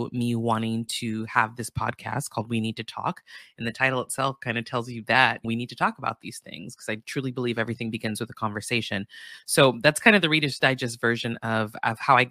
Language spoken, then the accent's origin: English; Santa Barbara, California, United States; I grew up in Santa Barbara, California, which is a predominantly white town in Southern California